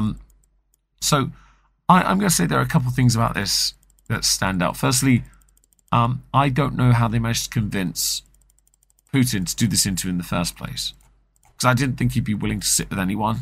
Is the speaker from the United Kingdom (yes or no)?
yes; England, United Kingdom; I'm English